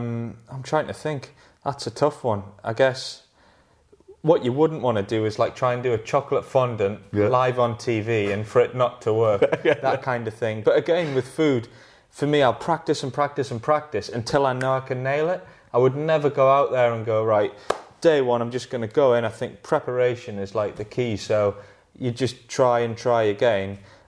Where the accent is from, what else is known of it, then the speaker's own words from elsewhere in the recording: Northumberland, North East England, United Kingdom; I grew up in Northumberland and I took all of... I just live on the River Tyne. I live near Hadrian's Wall, so close to the Lake District.